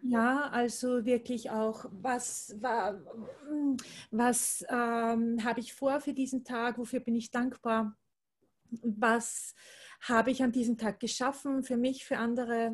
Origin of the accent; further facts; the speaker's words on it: Austria; Ich komme aus Österreich, wie man wahrscheinlich hören wird.